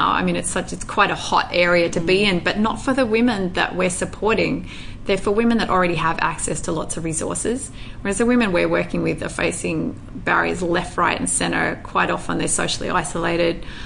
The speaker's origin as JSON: {"language": "English", "country": "Indonesia", "tie": "born or raised there", "said": "and obviously growing up in Indonesia as well."}